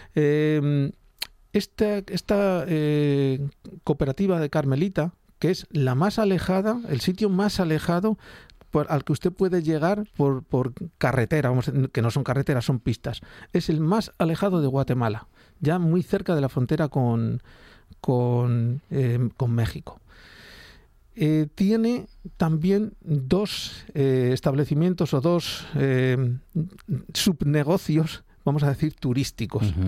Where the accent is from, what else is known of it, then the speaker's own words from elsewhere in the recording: Spain; éramos los primeros españoles